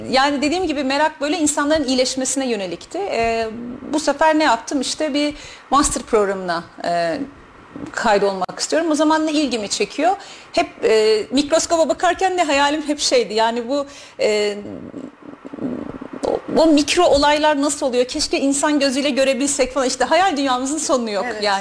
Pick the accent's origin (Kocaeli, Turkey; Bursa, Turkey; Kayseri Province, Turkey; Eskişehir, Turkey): Kayseri Province, Turkey; Ee, Kayseri'de doğdum, Kayseri'de büyüdüm. Türkiye'nin farklı şehirlerinde yaşadım bir müddet.